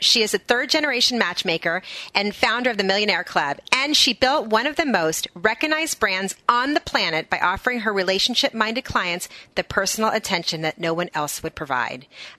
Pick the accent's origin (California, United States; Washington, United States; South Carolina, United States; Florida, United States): Florida, United States; Miami; I'm born and raised in Miami.